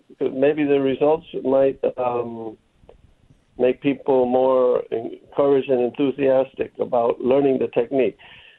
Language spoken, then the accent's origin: English; New Haven, Connecticut, United States; For the record, I'm a Connecticut boy. I was born in New Haven, Connecticut, in Yale Hospital.